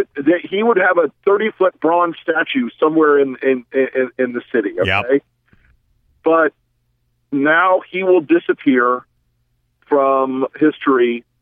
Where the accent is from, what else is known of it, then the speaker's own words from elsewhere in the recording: the South, United States; I'm from the South